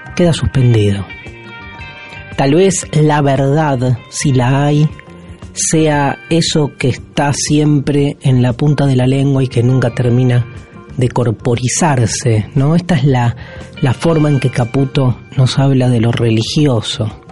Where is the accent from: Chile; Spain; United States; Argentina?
Argentina; somos los argentinos, la Argentina, país en el que habitamos y del cual somos corresponsables